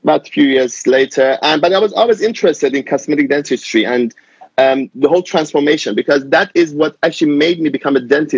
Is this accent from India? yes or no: no; Germany; moved away as an adult; also born or lived in Iran; now in London, United Kingdom; I'm Iranian. I grew up in Germany as a child and I finished my dental school in Germany